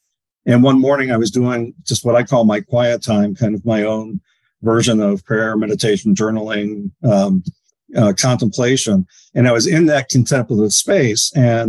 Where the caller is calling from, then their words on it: Bainbridge Island, Washington, United States; Bainbridge Island, Washington.